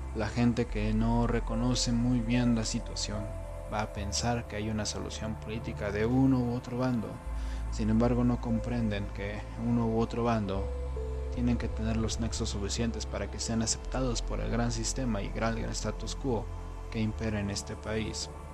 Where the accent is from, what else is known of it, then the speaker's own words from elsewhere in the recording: Mexico; en mi país, en México